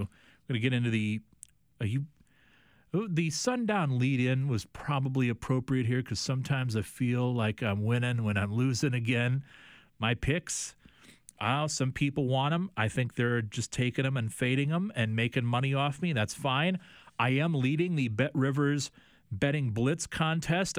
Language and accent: English; DeWitt, Iowa, United States; from my hometown of DeWitt, Iowa